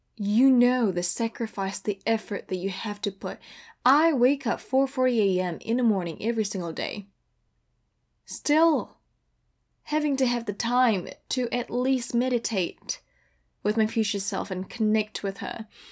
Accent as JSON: {"language": "English", "country": "Indonesia", "moved": "as an adult", "lives_now": "California, United States", "said": "I am from Indonesia"}